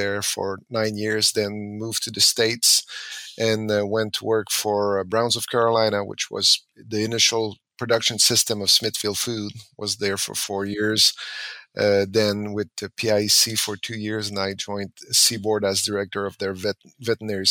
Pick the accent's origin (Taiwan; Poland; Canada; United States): Canada; Quebec; I'm born and raised in Quebec, Canada.